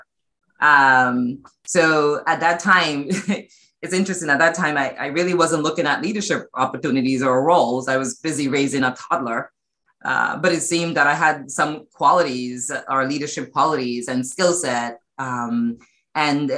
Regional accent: New York City, New York, United States; I spent almost all my formative years in Brooklyn, including undergrad

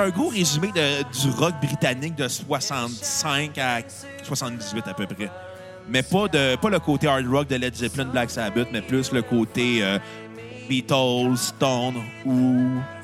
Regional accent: Canada; Je suis Canadien, je ne suis pas Américain.

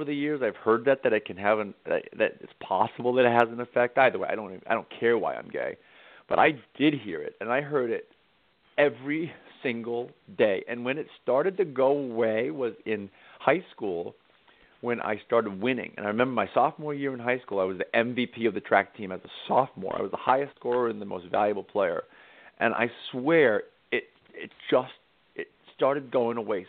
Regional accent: Cape Cod, Massachusetts, United States; I grew up on Cape Cod about a half hour from Provincetown

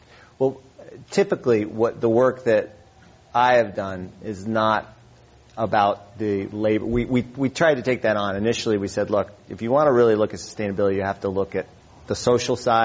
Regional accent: San Francisco, California, United States; now in Healdsburg, United States; I grew up here in San Francisco.

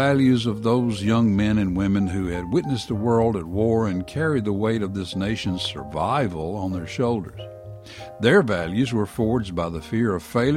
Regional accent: Columbia, Tennessee, United States; my hometown of Columbia, Tennessee

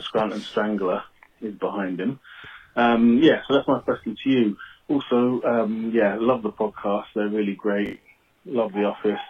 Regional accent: London, United Kingdom; now in Manchester, United Kingdom; I'm from London, but live in Manchester and the north of England now.

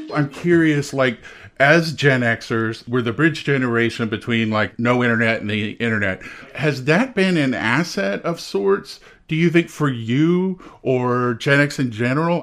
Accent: Texas, United States; moved away; I grew up in Texas

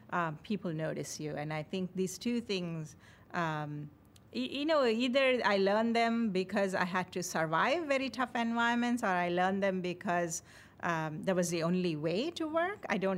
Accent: India; moved away as an adult; now in United States; I came from India.

